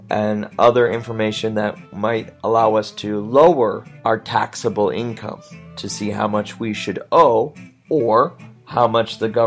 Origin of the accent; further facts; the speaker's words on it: Washington, United States; So my state, I'm from Washington state